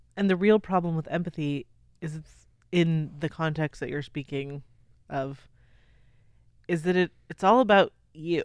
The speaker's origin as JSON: {"language": "English", "country": "United States", "said": "we're American"}